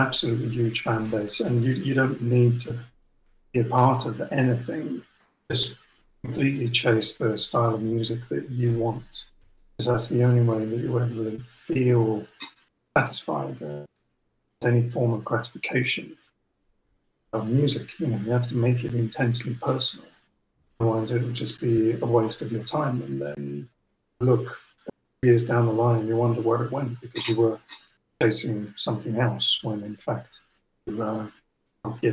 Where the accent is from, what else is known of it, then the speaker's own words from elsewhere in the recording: England, United Kingdom; touring as an English band in North America